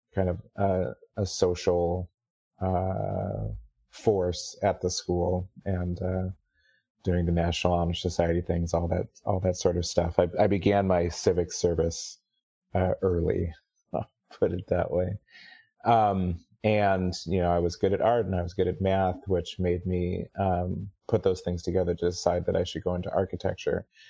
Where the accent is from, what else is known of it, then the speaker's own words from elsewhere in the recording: Kirkland, Washington, United States; also born or lived in Seattle, United States; growing up in Kirkland